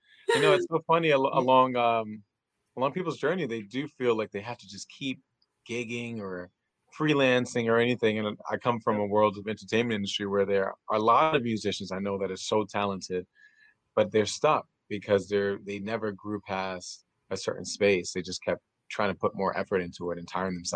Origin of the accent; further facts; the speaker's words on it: New York, United States; I'm from New York